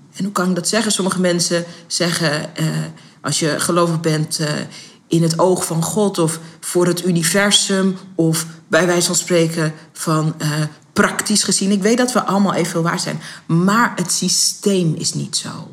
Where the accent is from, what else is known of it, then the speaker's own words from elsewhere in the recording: Netherlands; ik ben geen Amerikaan, ik ben geboren en getogen in Nederland.